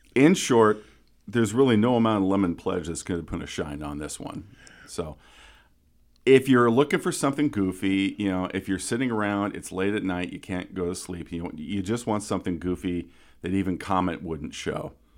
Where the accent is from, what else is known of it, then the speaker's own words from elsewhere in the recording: Council Bluffs, Iowa, United States; my hometown of Council Bluffs, Iowa